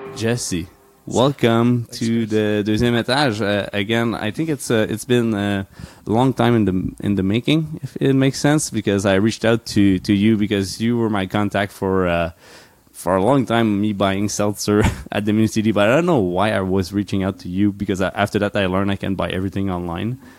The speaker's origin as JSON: {"language": "English", "region": "Quebec", "country": "Canada", "tie": "born or raised there", "said": "I grew up in Quebec"}